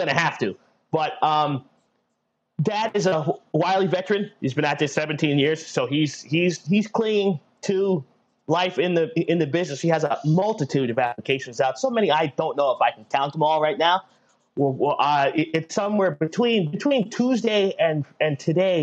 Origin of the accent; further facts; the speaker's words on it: United States; we are from the New York, New Jersey metro